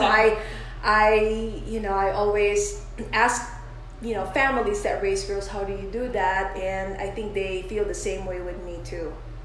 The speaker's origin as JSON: {"language": "English", "country": "Philippines", "tie": "born or raised there", "also_born_or_lived": "New York", "moved": "as an adult", "said": "I came from the Philippines. I was raised there, and I moved to New York around 1990s"}